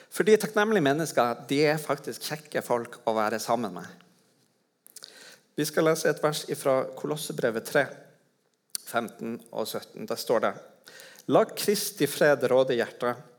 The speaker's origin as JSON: {"language": "Norwegian", "town": "Tromsø", "region": "Troms", "country": "Norway", "said": "i Tromsø, der jeg kommer fra."}